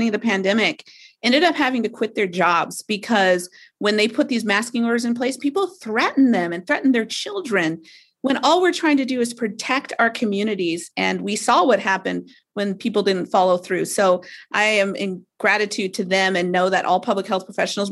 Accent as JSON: {"language": "English", "region": "Alaska", "country": "United States", "said": "I'm from Alaska"}